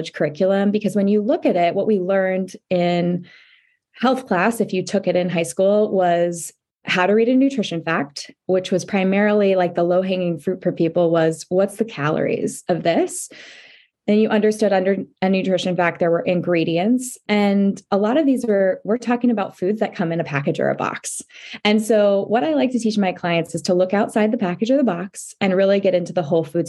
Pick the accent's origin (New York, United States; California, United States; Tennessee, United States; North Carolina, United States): California, United States; Orange County; I grew up in Orange County.